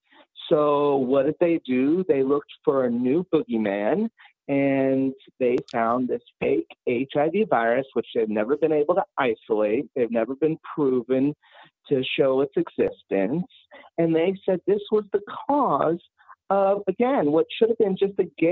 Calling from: Connecticut, United States; I'm calling from Connecticut.

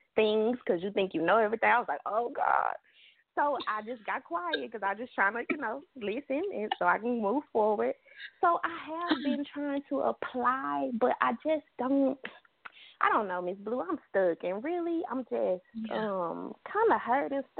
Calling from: Dallas, Texas, United States; I'm calling from Texas.

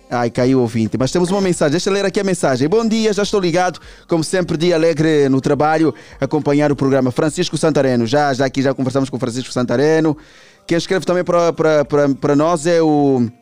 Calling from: Camama, Luanda Province, Angola; Eu sou do Simeone, mas não lá no fundo, né? Sou do Simeone, mas não sou lá do fundo.

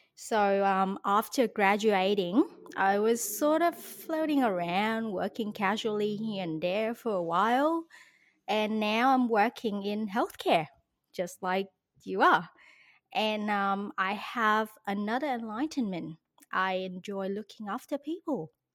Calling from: Australia; moved away as an adult; as you can tell by my accent, I was not born in Australia, but I live here now and I'm calling it home

